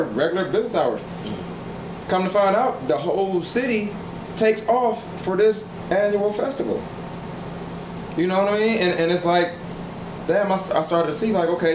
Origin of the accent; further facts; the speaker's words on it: United States; you're from America